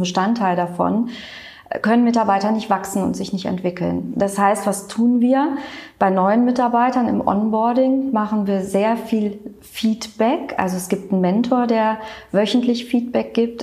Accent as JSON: {"language": "German", "town": "Cologne", "region": "North Rhine-Westphalia", "country": "Germany", "tie": "born or raised there", "said": "Kölsches Mädchen bin ich. Das sage ich auch immer ganz gerne. Es gibt so wenig, die wirklich in Köln geboren sind."}